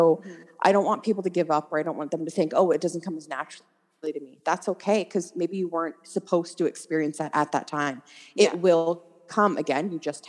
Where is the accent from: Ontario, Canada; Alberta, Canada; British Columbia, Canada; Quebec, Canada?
Ontario, Canada; Stratford; So I'm from Stratford, as we talked about before.